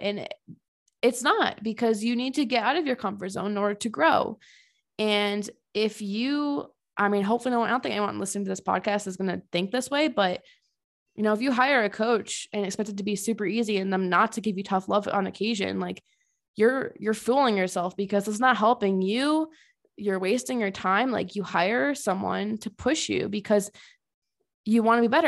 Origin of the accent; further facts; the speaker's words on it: Connecticut, United States; moved away as an adult; also born or lived in Tennessee; now in Colorado, United States; I'm originally from Connecticut and I've lived there almost my whole life except for grad school